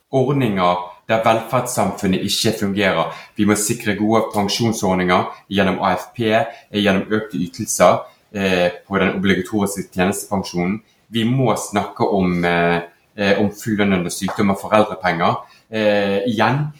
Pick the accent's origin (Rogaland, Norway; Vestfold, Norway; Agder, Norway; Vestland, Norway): Vestland, Norway; Bergen; du hører jo jeg er bergenser